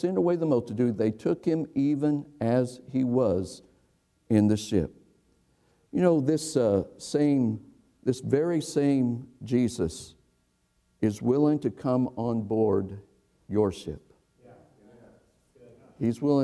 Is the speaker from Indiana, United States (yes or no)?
yes; Indiana, United States; I'm from Indiana